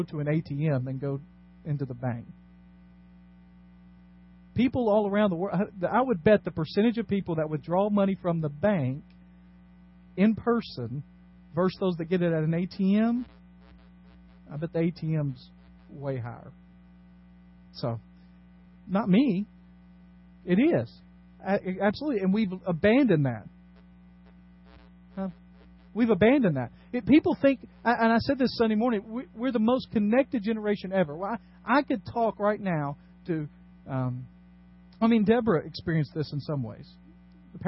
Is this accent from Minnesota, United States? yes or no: no; Dyersburg, Tennessee, United States; now in Nashville area, United States; When I grew up in Dyersburg, we had, on our youth group, we had 120